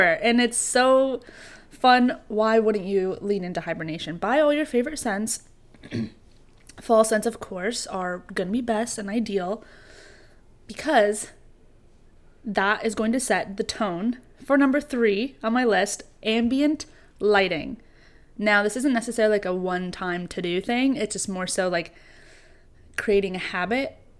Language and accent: English; New York, United States; growing up in New York